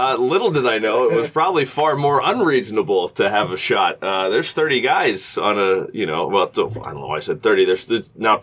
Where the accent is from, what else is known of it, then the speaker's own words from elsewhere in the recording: Kansas City, Missouri, United States; moved away; I grew up in Kansas City, so I grew up watching the Royals